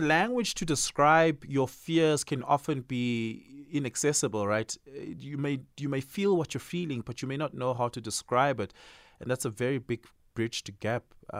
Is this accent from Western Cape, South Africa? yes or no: no; Johannesburg, Gauteng, South Africa; And especially because we're from Johannesburg, we've lived here all our lives.